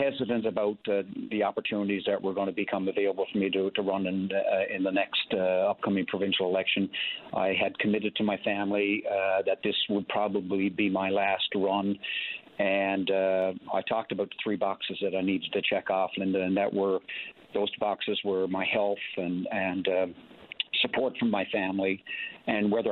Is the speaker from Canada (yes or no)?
yes; Springdale, Newfoundland and Labrador, Canada; our two daughters and their families both live in Springdale, my hometown